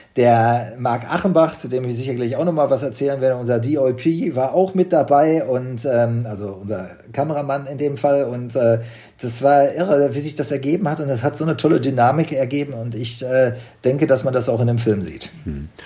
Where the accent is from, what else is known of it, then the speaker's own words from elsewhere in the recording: Unna, North Rhine-Westphalia, Germany; moved away; Ich komme aus Unna, das ist ja nicht weit weg. Wir wohnen beide schon lange nicht mehr